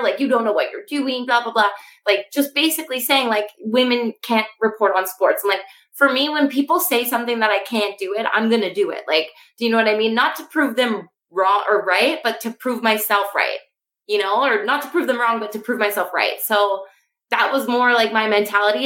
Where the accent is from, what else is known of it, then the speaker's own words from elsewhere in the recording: Canada; I am from Canada